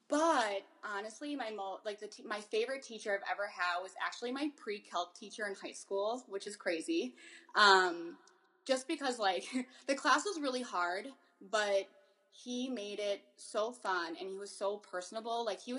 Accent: La Crosse, Wisconsin, United States; I grew up in La Crosse.

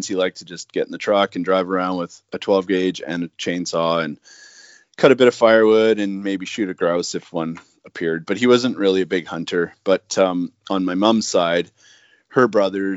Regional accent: Vancouver Island, British Columbia, Canada; moved away as an adult; now in Haida Gwaii, Canada; born and raised on Vancouver Island in British Columbia

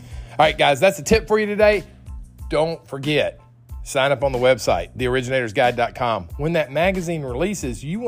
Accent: Nashville, Tennessee, United States; my hometown, Nashville, Tennessee

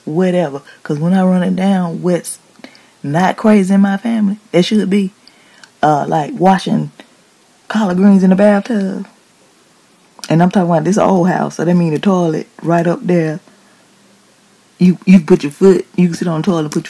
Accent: Decatur, Georgia, United States; also born or lived in East Atlanta, Georgia; I'm from Decatur West Grade by way of East Atlanta where it matters. Dirty South.

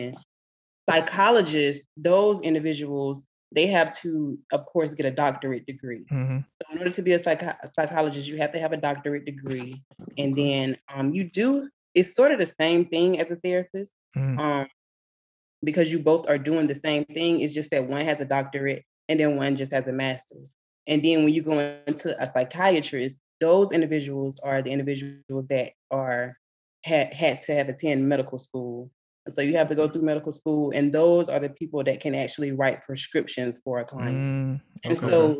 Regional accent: Swainsboro, Georgia, United States; moved away as an adult; now in Atlanta, United States; I'm from Swainsboro, Georgia

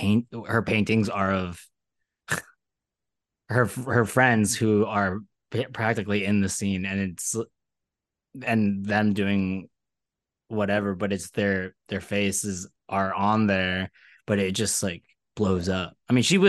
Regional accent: Philadelphia, Pennsylvania, United States; also born or lived in Brooklyn, New York; now in New York City, United States; I'm from Philly

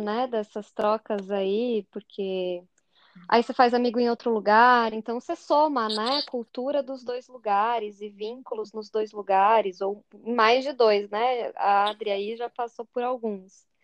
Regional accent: Curitiba, Paraná, Brazil; accent: curitibano; also born or lived in Fortaleza; ficou evidente o meu sotaque curitibano

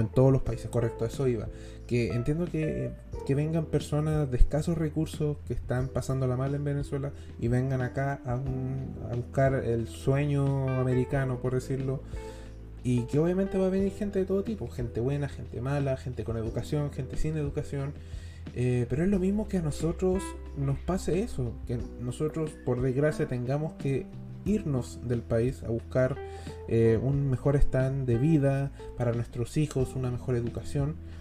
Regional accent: Chile; soy chileno

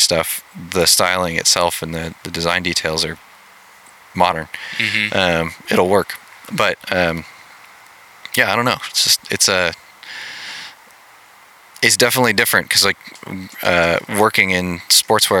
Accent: Pacific Northwest, United States; I grew up in the Pacific Northwest

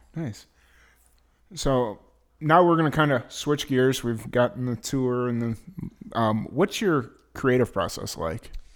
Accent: Chicago, Illinois, United States; my home te-, hometown

